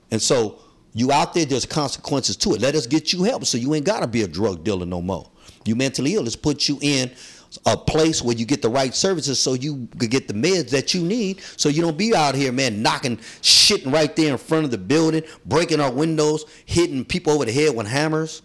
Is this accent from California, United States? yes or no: yes; San Francisco, California, United States; I'm, I'm from Soma and I'm Filipino.